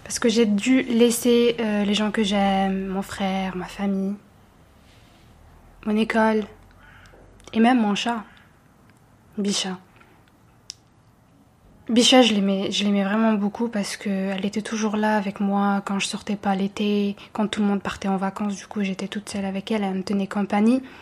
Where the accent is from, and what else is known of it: Montbéliard, Bourgogne-Franche-Comté, France; moved away